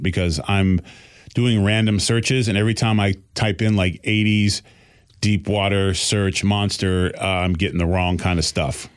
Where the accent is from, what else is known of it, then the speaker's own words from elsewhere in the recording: Boston, Massachusetts, United States; I'm still from Boston